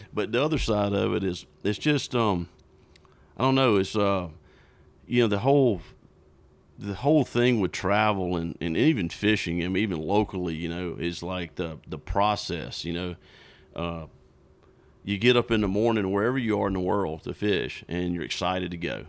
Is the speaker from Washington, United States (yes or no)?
no; South Georgia, United States; I grew up in South Georgia, bass fishing.